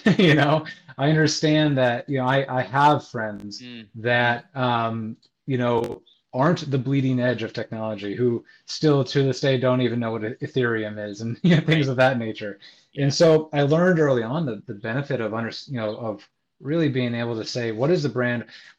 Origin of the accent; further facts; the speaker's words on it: Iowa, United States; now in New York, United States; Well, I'm from the Midwest. Grew up a number of places, but landed mostly in Iowa. And a little over 4 years ago, a buddy convinced me to move to New York.